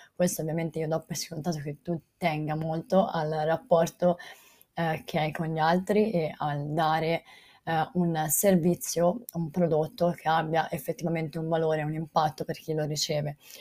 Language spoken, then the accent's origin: Italian; Volterra, Tuscany, Italy; io sono di Volterra, Volterra è un paese Uh, piccolo, cioè la eh, chiamano città, ma è un paese eh, piccolo eh, in provincia di Pisa